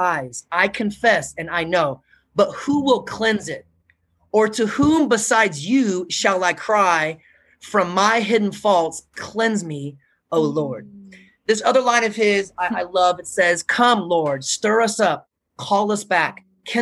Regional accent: United States; I'm American

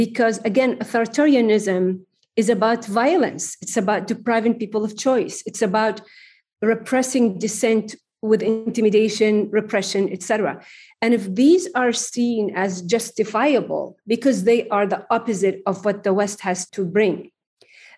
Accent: Jordan; moved away; also born or lived in Oxford, United Kingdom; I am Jordanian, as well as American.

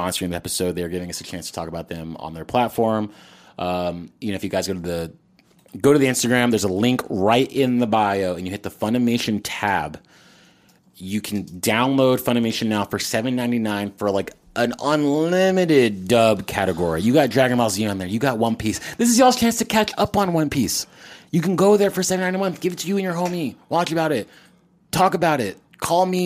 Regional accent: Texas, United States; we're from Texas, so we have HEB

